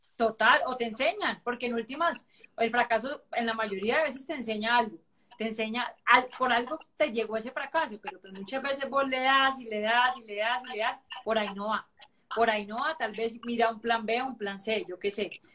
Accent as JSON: {"language": "Spanish", "town": "Cali", "region": "Valle del Cauca", "country": "Colombia", "said": "no sé por qué soy tan caleña, hoy me siento más caleña"}